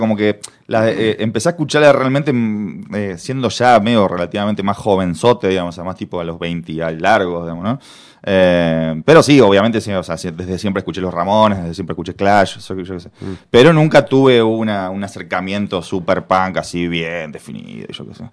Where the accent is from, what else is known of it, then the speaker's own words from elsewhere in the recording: Puerto General San Martín, Santa Fe, Argentina; moved away as an adult; also born or lived in Rosario, Argentina; now in Córdoba, Argentina; me crié en Puerto San Martín, que queda, es una ciudad que queda a cuarenta kilómetros de, de Rosario